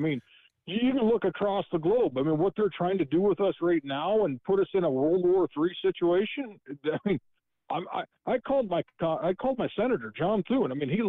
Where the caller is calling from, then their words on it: South Dakota, United States; … from South Dakota.